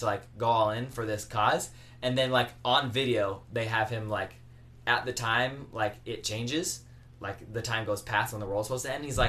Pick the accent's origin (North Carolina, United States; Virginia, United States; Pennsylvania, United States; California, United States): California, United States; I'm from California. My blood's basically blue.